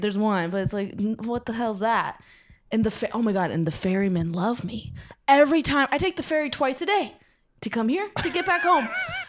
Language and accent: English; Tustin, California, United States; now in Staten Island, United States; It reminds me of my hometown, Orange County.